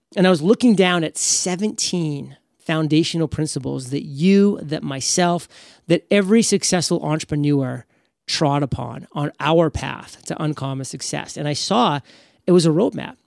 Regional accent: New England, United States; I grew up in New England

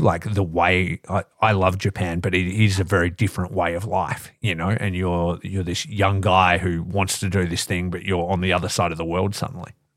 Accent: Australia; growing up in Australia

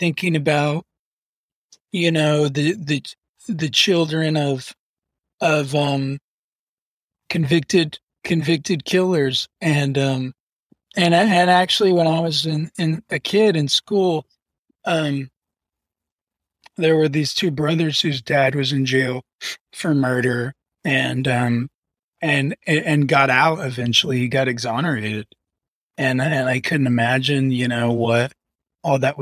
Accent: Huntington, West Virginia, United States; moved away; I'm from Huntington, West Virginia

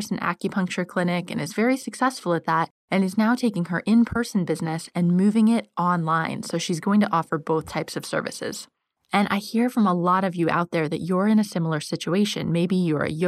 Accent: United States; now in London, United Kingdom; I live in London, as you know, and I'm American

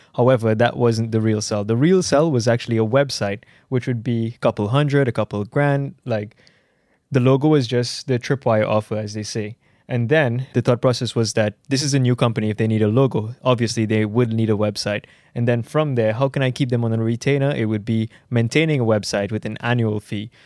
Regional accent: Trinidad & Tobago; I'm from the Caribbean, I'm from Trinidad and Tobago.

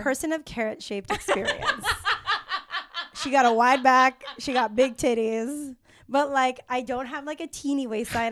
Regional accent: Mexico; moved away; also born or lived in San Diego; I'm from Mexico. I'm Mexican from Mexico, um, in San Diego.

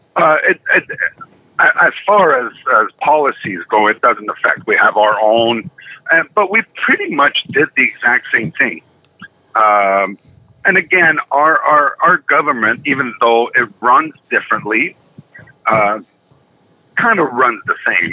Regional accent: Canada

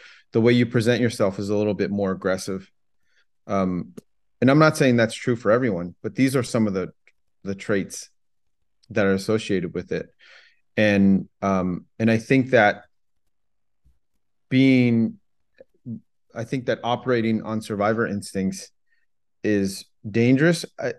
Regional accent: Los Angeles, California, United States; also born or lived in Vietnam / France; I grew up in the San Gabriel Valley.

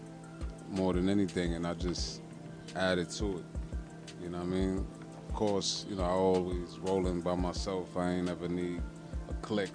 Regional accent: New York City, New York, United States; I'm from the South Bronx

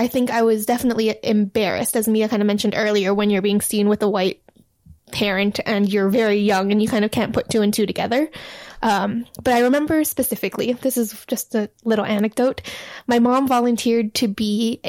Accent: Hawaii, United States; moved away as an adult; also born or lived in Hebei, China; now in Los Angeles, United States; I was raised in Hawaii, which is very heavily Asian. So white people are definitely the minority.

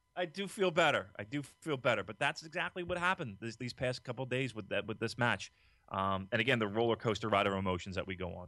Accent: Philadelphia, Pennsylvania, United States; we're from Philadelphia

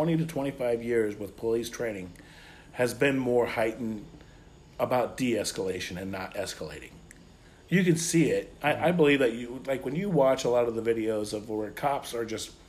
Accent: United States; as an American and as growing up with, you know, a father who was in the United Auto Workers.

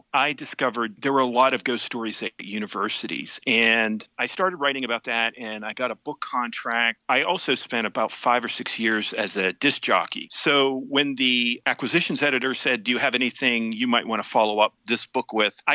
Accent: Tyrone, Pennsylvania, United States; I'm from Tyrone, Pennsylvania

